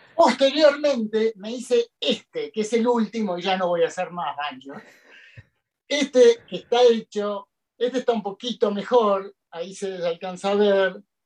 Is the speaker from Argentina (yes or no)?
yes; Argentina; en el 82 me tocó hacer la colimba, como muchos argentinos